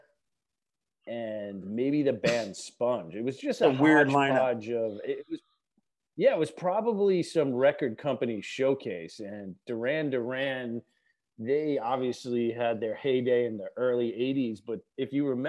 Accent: Long Island, New York, United States; I grew up out in Long Island

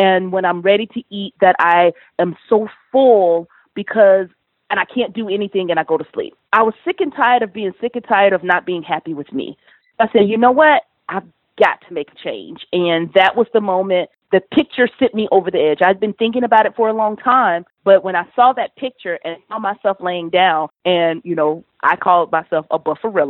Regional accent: Columbia, South Carolina, United States; also born or lived in Atlanta; I'm from Columbia, South Carolina, the big metro city in South Carolina

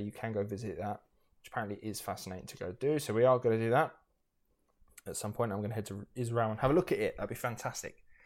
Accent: United Kingdom; we are British

